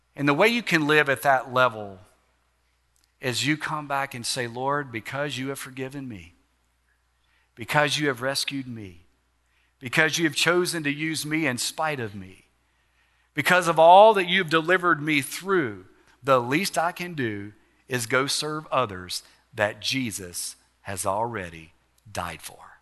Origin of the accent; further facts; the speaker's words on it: Alexandria, Louisiana, United States; Calvary Baptist Church in Alexandria, my hometown